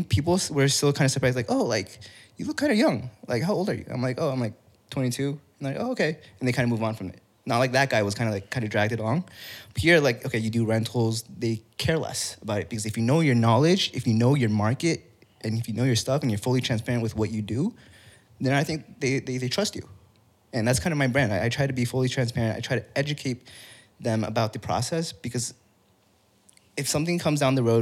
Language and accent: English; Irvine, California, United States; I grew up in Orange County, Irvine to be specific